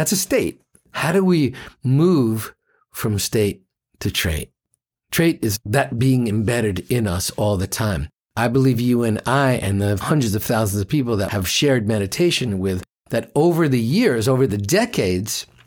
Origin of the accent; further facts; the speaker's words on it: New York, United States; I'm from New York